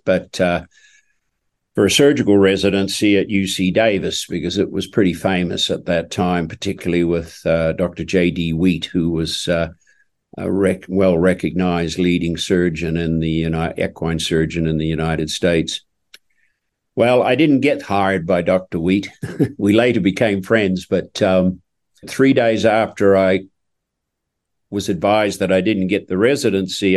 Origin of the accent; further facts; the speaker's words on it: Oamaru, Otago, New Zealand; moved away; I was born and raised in New Zealand in a small town called Omaru, uh, down in the South Island of New Zealand